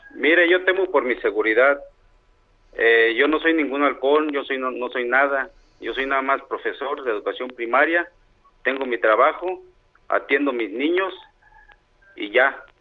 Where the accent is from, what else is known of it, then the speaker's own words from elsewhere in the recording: Aguililla, Michoacán, Mexico; Quiero vivir libre en mi pueblo de Aguililla.